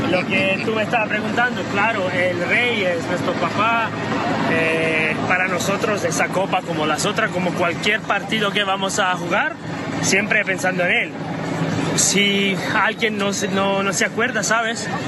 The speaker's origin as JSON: {"language": "Spanish", "country": "Brazil", "said": "Nosotros como brasileños hicimos lo que teníamos que hacer"}